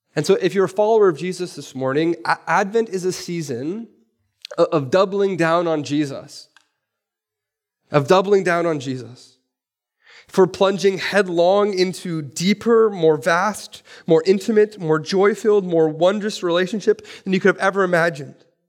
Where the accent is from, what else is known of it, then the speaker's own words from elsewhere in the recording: Vancouver, British Columbia, Canada; I'm from East Vancouver